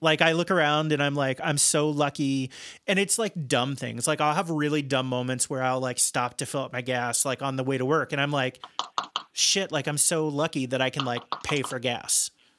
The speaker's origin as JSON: {"language": "English", "region": "Midwest", "country": "United States", "tie": "born or raised there", "said": "And I think some of that's driven by, like, growing up in the Midwest and being sort of planted"}